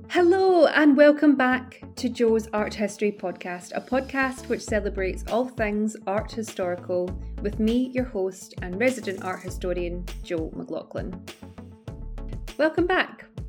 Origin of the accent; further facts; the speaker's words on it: Glasgow, Scotland, United Kingdom; now in London, United Kingdom; I'm originally from Glasgow, although I'm based in London now.